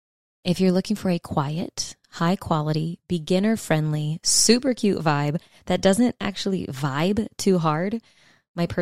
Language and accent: English; South Louisiana, United States; I'm from South Louisiana